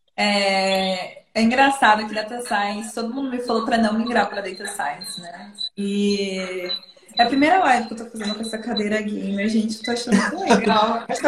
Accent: interior of São Paulo, Brazil; eu sou de São Paulo, né? no interior de São Paulo

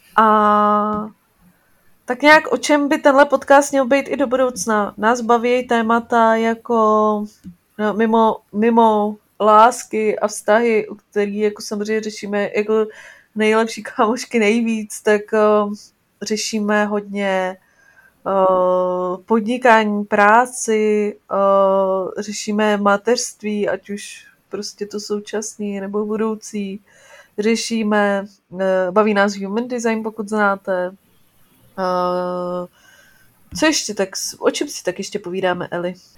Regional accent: Czechia

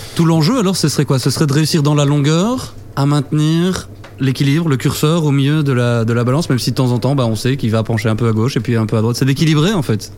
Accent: Belgium; chez nous en Belgique

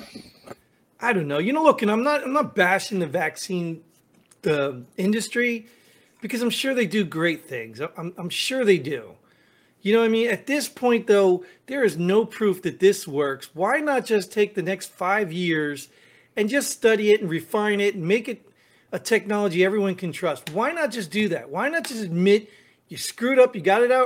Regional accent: United States; as an American, as a veteran

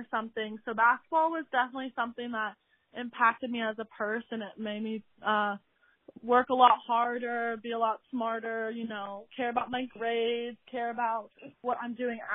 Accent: Corvallis, Oregon, United States; I'm from Corvallis, Oregon. I played at Crescent Valley High School

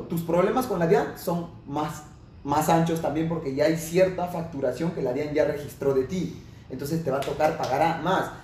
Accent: Lima, Peru; Yo soy de Lima, Perú

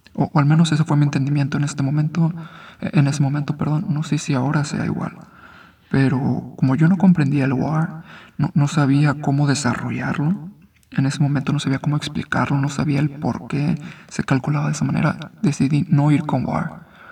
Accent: Mexico; also born or lived in Guadalajara; soy mexicano

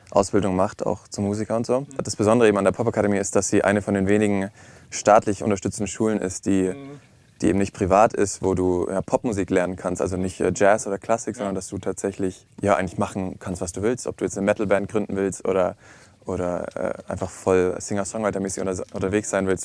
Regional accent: Augsburg, Bavaria, Germany; wie schon, wie schon gehabt. Ich bin äh, 22, ich komme aus Augsburg. Äh, da wohnen meine Eltern auch zurzeit.

